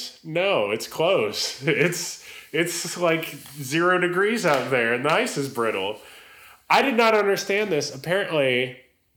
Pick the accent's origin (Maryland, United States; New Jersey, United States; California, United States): California, United States; now in Tennessee, United States; I'm from California and I live in Tennessee